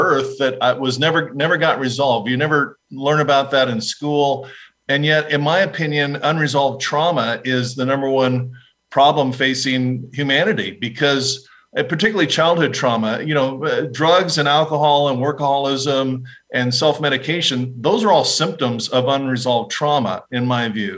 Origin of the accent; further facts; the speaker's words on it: Fullerton, California, United States; also born or lived in Laguna Beach, California; But I grew up in Southern California. I grew up in a little town called Fullerton